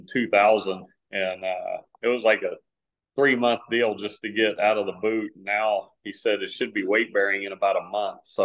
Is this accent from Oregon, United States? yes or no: no; San Antonio, Texas, United States; It's kind of typical middle-class family life, you know, growing up in San Antonio